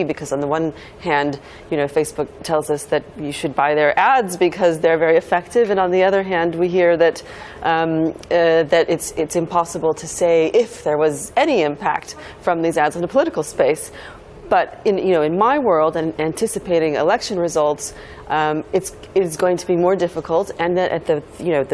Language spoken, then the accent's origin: English; Silicon Valley, California, United States; moved away; I'm originally from the Silicon Valley